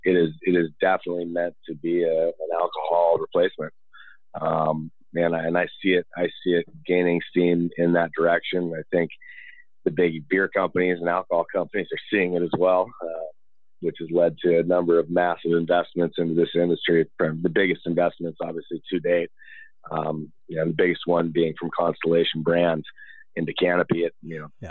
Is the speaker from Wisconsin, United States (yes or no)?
no; Boulder, Colorado, United States; being born and raised in Boulder